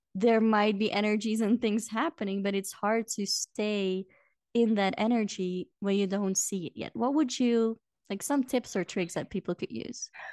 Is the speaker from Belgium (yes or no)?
yes; Belgium; moved away as an adult; now in Peru; go back to Belgium once a year